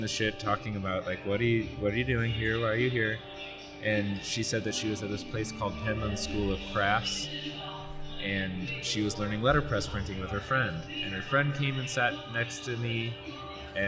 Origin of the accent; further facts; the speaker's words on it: St. Louis, Missouri, United States; moved away as an adult; also born or lived in Western Massachusetts; I grew up in St. Louis